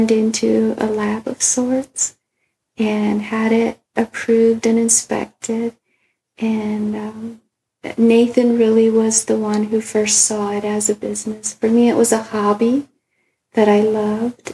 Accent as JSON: {"language": "English", "country": "Costa Rica", "tie": "born or raised there", "moved": "yes", "said": "I grew up in Costa Rica with my dad having coffee plants and helping pick it"}